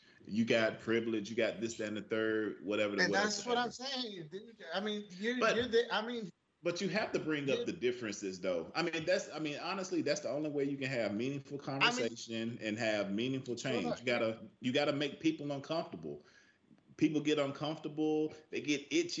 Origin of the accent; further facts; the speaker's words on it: the South, United States; born and raised in the South